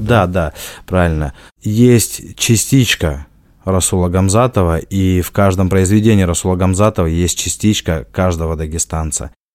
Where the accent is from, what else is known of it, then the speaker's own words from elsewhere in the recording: Dagestan, Russia; moved away; Дальше я дагестанец, а дальше я лезгин